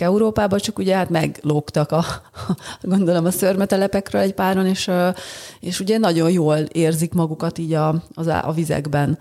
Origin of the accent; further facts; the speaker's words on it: Budapest, Hungary; született budapestiként